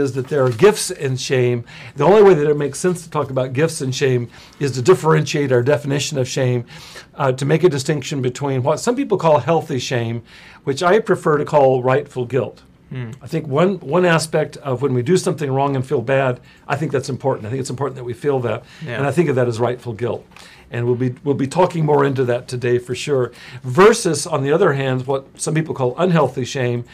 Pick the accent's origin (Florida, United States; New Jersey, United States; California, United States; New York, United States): California, United States; Visalia; now in Los Angeles, United States; I grew up in Central California. I lived in Visalia.